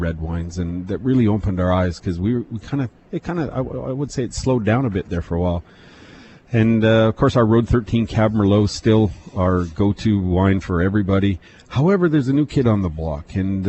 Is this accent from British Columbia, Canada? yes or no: yes; Penticton, British Columbia, Canada; I was born and raised in Penticton